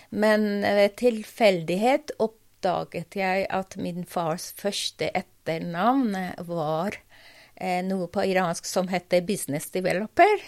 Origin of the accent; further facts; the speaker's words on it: Tehran, Tehran Province, Iran; Norwegian is a second language; moved away as an adult; also born or lived in United States / Iranian Azerbaijan (family origin); now in Norway; Jeg vokste opp i Teheran